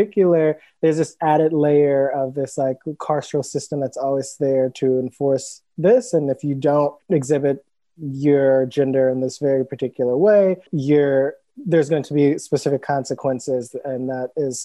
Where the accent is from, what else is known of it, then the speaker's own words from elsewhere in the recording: Cleveland, Ohio, United States; now in Brooklyn, United States; I live in New York currently in Brooklyn, and I'm originally from Cleveland, Ohio